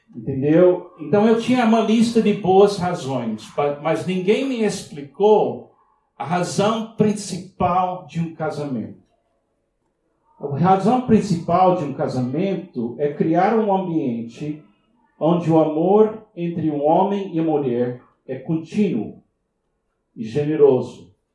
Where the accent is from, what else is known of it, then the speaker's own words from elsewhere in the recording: Miami, Florida, United States; Portuguese is a second language; moved away; nasci em Miami, nos Estados Unidos